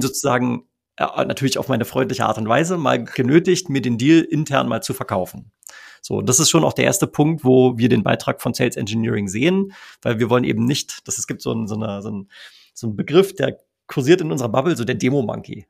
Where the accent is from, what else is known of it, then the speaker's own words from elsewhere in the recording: Germany; bei uns in Deutschland